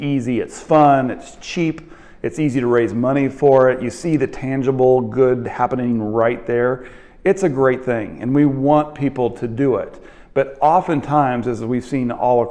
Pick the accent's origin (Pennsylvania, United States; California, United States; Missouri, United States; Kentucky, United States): Missouri, United States; Kansas City; I'm from Kansas City, and our food bank in Kansas City is Harvester